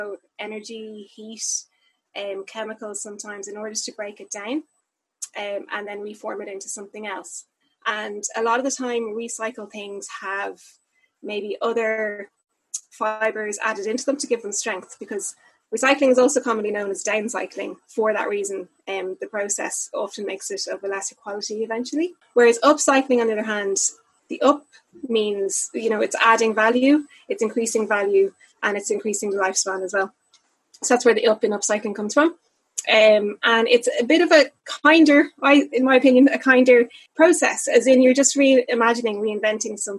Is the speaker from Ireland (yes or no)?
yes; Dublin, Leinster, Ireland; moved away as an adult; now in Wexford, Ireland; I'm from Dublin. I'm from Killiney in Dublin, and um, I've been living down in Wexford for the last two or three years.